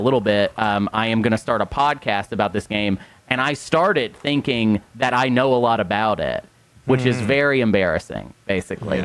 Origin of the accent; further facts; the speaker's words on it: Arkansas, United States; moved away; We're all Arkansans